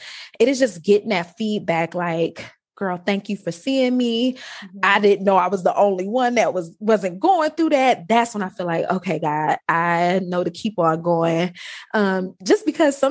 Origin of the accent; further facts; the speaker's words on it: Detroit, Michigan, United States; accent: Ebonics; I grew up in Detroit